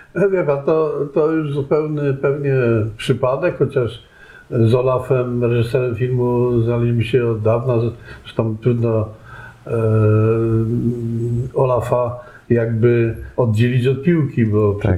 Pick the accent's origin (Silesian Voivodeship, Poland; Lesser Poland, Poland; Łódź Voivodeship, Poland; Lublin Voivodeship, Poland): Silesian Voivodeship, Poland; Żywiec; moved away; also born or lived in Canada; urodziłem się w Żywcu